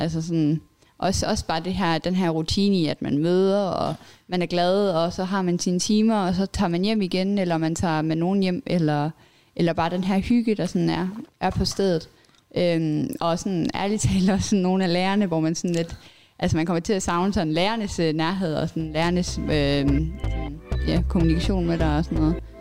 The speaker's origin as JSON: {"language": "Danish", "town": "Billund", "region": "Southern Denmark", "country": "Denmark", "also_born_or_lived": "Lolland", "said": "jeg kommer fra Bilund"}